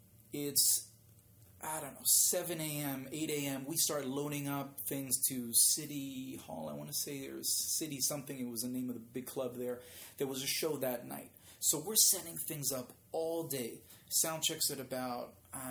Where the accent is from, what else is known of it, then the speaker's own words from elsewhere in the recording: Israel; English is a second language; You know, I don't sound like I'm from Israel, but English was not a language I spoke right.